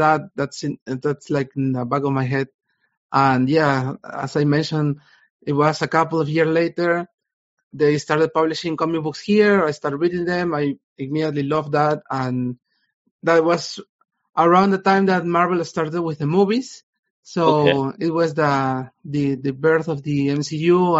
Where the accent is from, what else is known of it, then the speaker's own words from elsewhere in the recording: Peru; I'm from Peru. I'm currently in Peru.